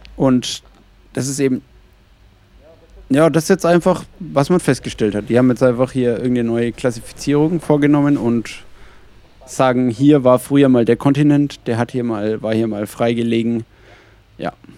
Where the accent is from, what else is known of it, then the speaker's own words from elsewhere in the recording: Franconia, Bavaria, Germany; aus dem fränkischen Bereich